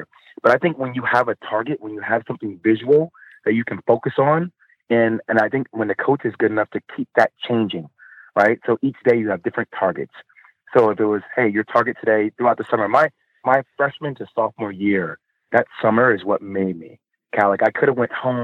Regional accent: New Jersey, United States; I'm from Jersey

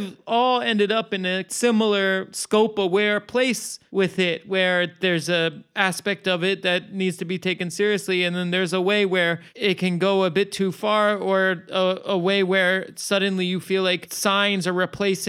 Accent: Virginia, United States; growing up in Virginia.

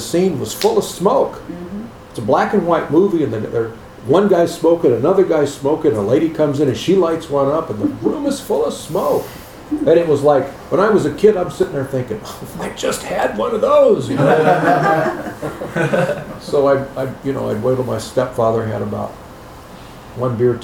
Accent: Chicago, Illinois, United States; I grew up in Chicago, watching the Cubs or Sox games.

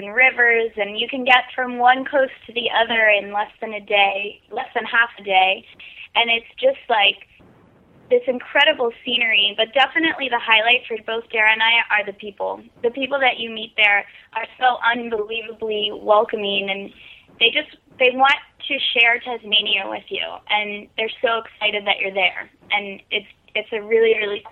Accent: United States; two city girls from America

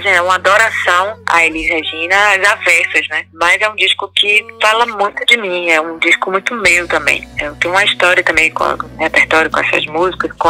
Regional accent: Salvador, Bahia, Brazil; Eu, eu moro aqui na Cidade Baixa, né? Sou da Baixa de Bonfim e sempre adorei tudo aqui. É, cresci aqui na Ponta do Maitá, Ponto Sol do Maitá, a Ribeira.

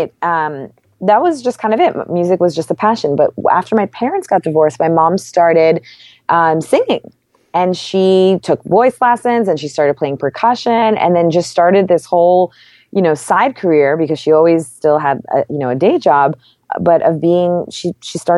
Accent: New York, United States; having two parents from two really unknown places with such different cultures and then growing up in New York

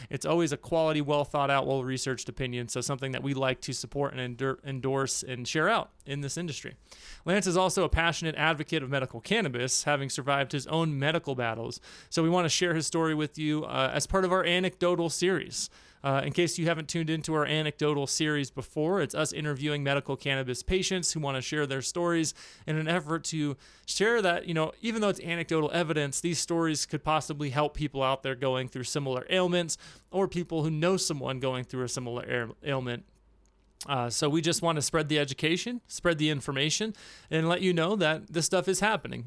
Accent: Santa Clara, California, United States; I grew up in Santa Clara, so Bay Area

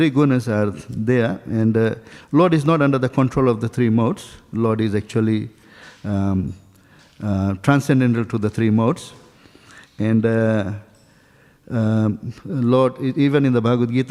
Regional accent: Dunedin, Otago, New Zealand; I'm not from here actually. I'm from New Zealand. So in a place called Dunedin

